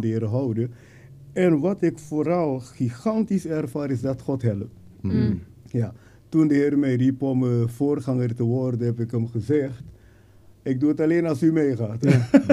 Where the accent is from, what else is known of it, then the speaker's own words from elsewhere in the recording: Suriname; moved away as an adult; now in Netherlands; ik ben geboren in Suriname natuurlijk en hier naar Nederland gekomen om te studeren